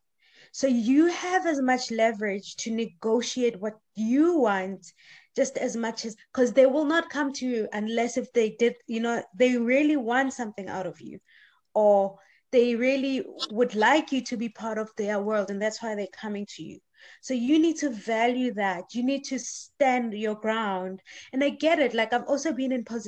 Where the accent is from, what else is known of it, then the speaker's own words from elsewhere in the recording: South Africa; moved away as an adult; now in Sweden; I'm coming from South Africa